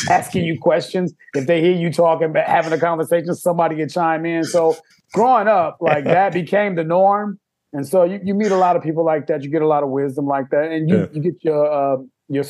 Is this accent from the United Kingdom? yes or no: no; Chicago, Illinois, United States; growing up in Chicago, I mean, you know, it's a big city